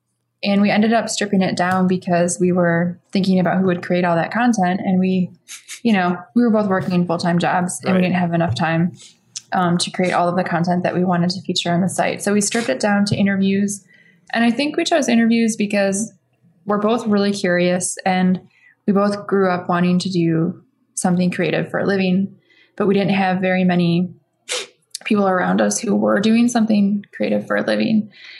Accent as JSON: {"language": "English", "region": "Midwest", "country": "United States", "said": "Not like you see in New York City or elsewhere, like, you know, we came from the Midwest."}